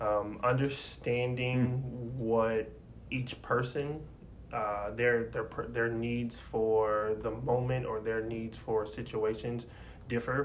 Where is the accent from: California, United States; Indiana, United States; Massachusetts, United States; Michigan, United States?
Indiana, United States; Indianapolis; moved away as an adult; also born or lived in Cincinnati, Ohio; I'm originally from Indianapolis.